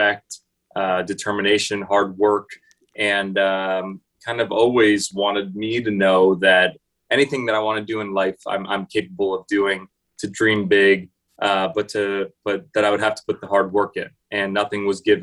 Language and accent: English; Los Angeles, California, United States; I grew up here in Los Angeles, California, born and raised here